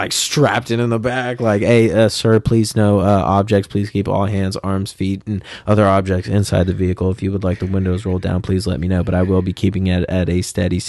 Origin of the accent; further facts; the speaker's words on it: Modesto, California, United States; oh, dude, I'm from Modesto, baby.